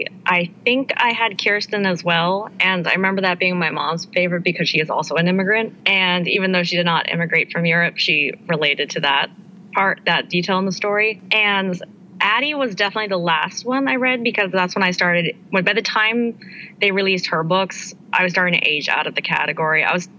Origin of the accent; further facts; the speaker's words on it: San Francisco, California, United States; moved away; I'm from San Francisco